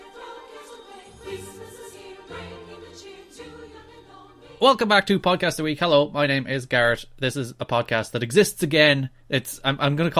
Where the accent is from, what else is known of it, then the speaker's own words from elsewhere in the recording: Ireland; I'm Irish